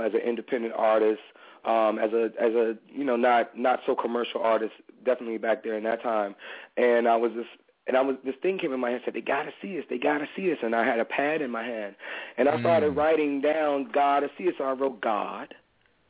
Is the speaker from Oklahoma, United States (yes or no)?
no; Washington, District of Columbia, United States; I'm in Washington D.C. I'm from Washington D.C., Chocolate City, USA.